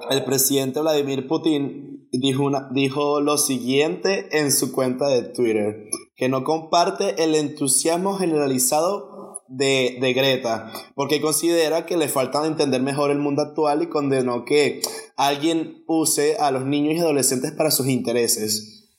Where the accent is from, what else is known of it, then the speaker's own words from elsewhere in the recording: Venezuela; somos venezolanos